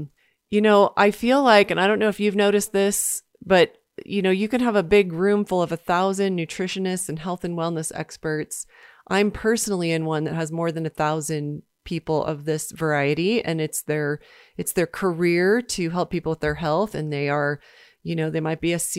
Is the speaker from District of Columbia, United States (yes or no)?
yes; Washington, District of Columbia, United States; So from my hometown in Washington, D.C.